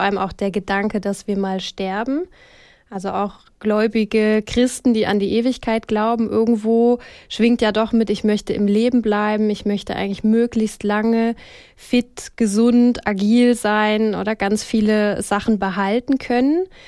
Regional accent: Switzerland; bei uns in der Schweiz

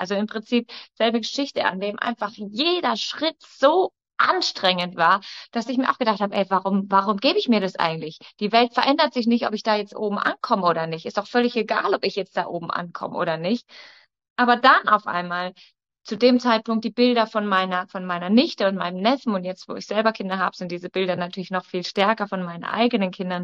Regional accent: Munich, Bavaria, Germany; Ich komme, wie gesagt, aus München

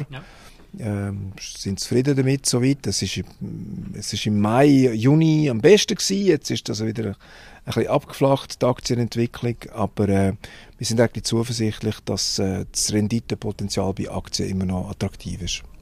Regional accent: Switzerland; wir haben auch Technologie in der Schweiz, selbstverständlich, aber, aber nicht in dieser Form

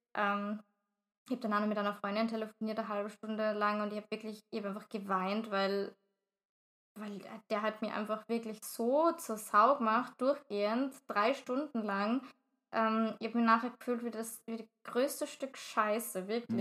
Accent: Vienna, Austria; ich jetzt als Wienerin

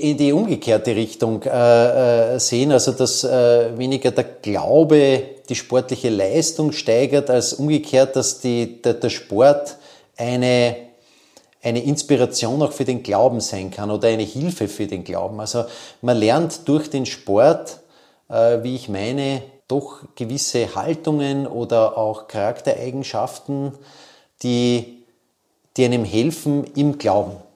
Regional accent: Vienna, Austria; der ist bei uns im sechsten Bezirk, wo ich aufgewachsen bin, immer zunächst einmal äh, auf, entlang der Gumpendorfer Straße äh, gegangen.

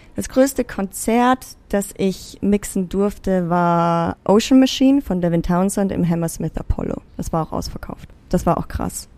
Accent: Zell am See, Salzburg, Austria; moved away as an adult; also born or lived in Vienna; bin ja in Österreich, also in einem kleinen, beschaulichen Bergdorf geboren und aufgewachsen

